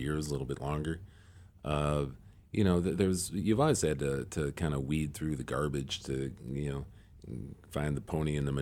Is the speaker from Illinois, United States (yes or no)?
yes; Chicago, Illinois, United States; moved away as an adult; now in Wisconsin, United States; I'm from Chicago